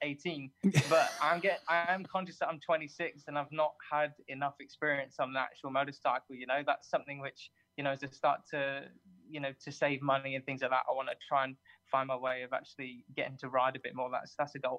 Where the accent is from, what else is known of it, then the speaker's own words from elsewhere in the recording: southern England, United Kingdom; I'm from Southern England